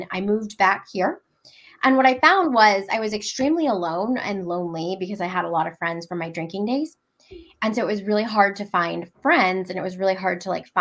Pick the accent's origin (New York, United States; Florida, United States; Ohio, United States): Ohio, United States; Cleveland; moved away as an adult; also born or lived in California; now in Hampton Roads, United States; I'm originally from Cleveland, Ohio